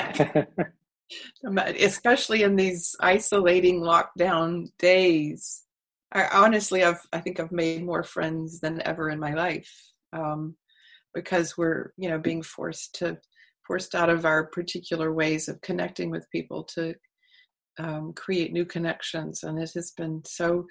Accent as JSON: {"language": "English", "region": "Texas", "country": "United States", "tie": "born or raised there", "said": "I grew up in Texas"}